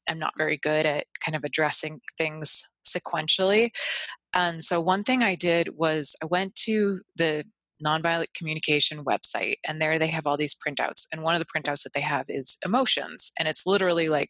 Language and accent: English; Northeast, United States; I'm from the Northeast, where it's like puritanical values